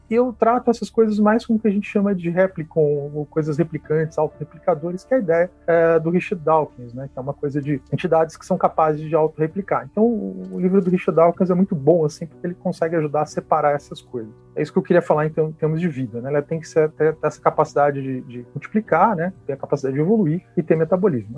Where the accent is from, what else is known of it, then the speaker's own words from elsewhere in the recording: Teresópolis, Rio de Janeiro, Brazil; Eu nasci em Teresópolis, no estado do Rio